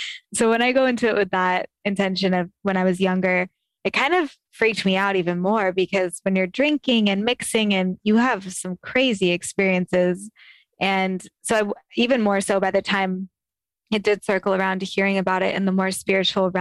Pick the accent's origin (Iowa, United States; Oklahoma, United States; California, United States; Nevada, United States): California, United States; Sacramento; growing up in Northern California